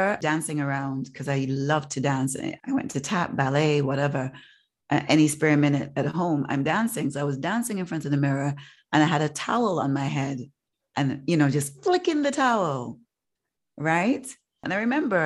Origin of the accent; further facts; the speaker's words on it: Leeds, Yorkshire and the Humber, United Kingdom; mixed race children in the neighborhood that I grew up in Leeds